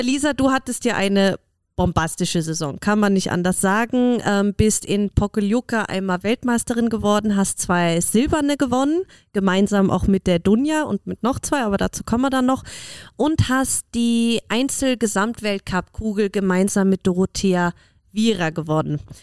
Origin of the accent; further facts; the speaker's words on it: Germany; now in Austria; Ich komme ja aus Deutschland und bei uns hat Biathlon ja einen riesigen Stellenwert.